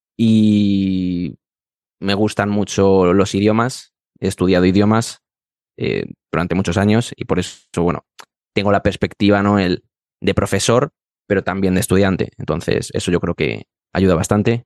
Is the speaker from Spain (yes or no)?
yes; Madrid, Community of Madrid, Spain; profesor certificado de español para extranjeros y soy de Madrid y vivo en Madrid